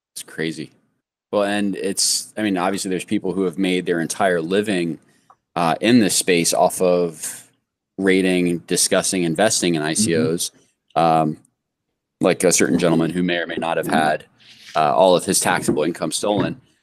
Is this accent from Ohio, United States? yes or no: yes; Columbus, Ohio, United States; now in Florida, United States; I was born in Columbus